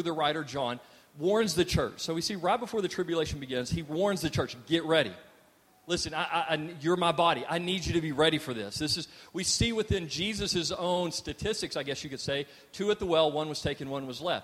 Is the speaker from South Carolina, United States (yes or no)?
no; Texas, United States; we're also Texans